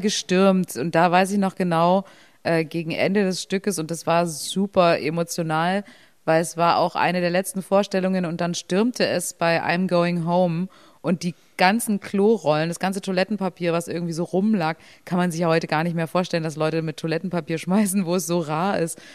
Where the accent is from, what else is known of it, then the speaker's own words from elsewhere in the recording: Berlin, Germany; ich bin ja auch nicht im Osten aufgewachsen